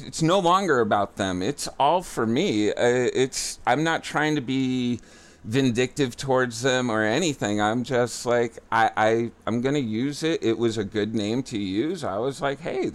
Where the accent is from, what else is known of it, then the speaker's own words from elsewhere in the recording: Worcester, Massachusetts, United States; originally, I grew up in Worcester, Mass